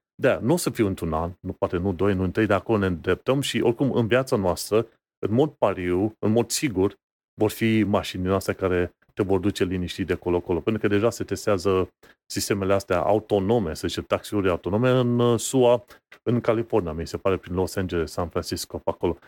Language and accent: Romanian; Romania; noi ca români, care am trecut și prin perioada aia comunistă